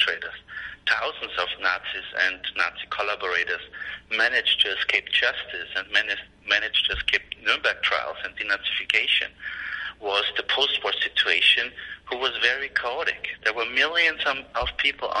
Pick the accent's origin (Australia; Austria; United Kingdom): Austria; moved away; when I was 6 years old in Austria, that's where I grew up on the Austrian-Italian border